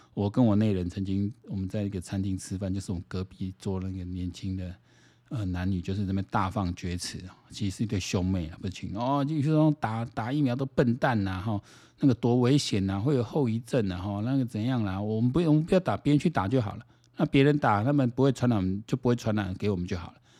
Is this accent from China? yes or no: no; Taiwan; 我们台湾人要整天